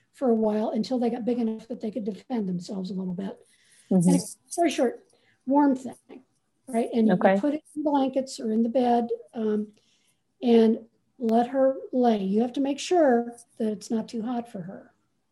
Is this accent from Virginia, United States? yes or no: no; Ohio, United States; I'm from Ohio. So we were raised in different temperate zones